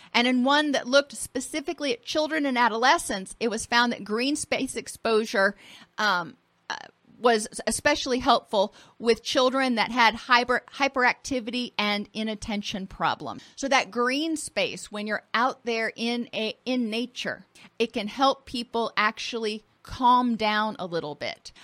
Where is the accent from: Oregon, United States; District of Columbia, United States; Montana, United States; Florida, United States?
Florida, United States; I grew up in Florida and I grew up on the water.